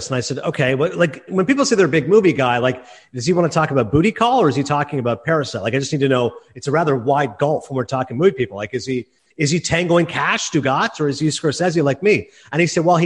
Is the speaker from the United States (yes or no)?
no; Canada; as a Canadian